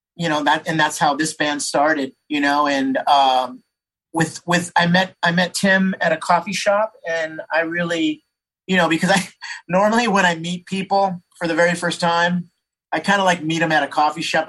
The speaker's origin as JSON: {"language": "English", "town": "San Jose", "region": "California", "country": "United States", "tie": "born or raised there", "said": "I grew up in San Jose."}